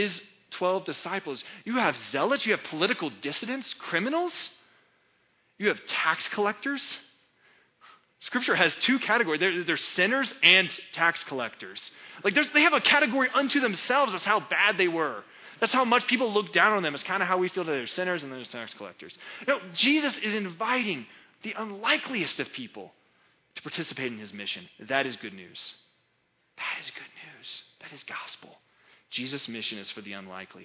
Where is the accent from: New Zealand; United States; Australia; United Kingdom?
United States; I'm an American